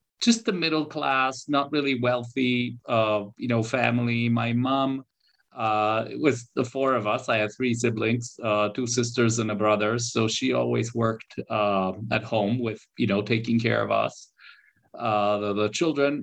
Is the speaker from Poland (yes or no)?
yes; Warsaw, Masovian Voivodeship, Poland; also born or lived in Canada; I was born here in Poland, but I did spend, a back and forth years in Canada. I did my school here in Poland.